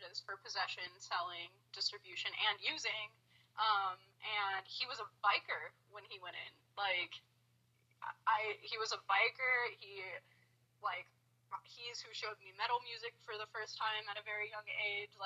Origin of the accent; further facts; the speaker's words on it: Dallas, Texas, United States; moved away; I grew up in Dallas